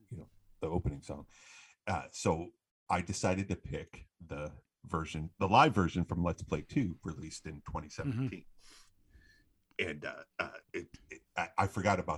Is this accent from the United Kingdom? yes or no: no; Franklin, United States; growing up in Franklin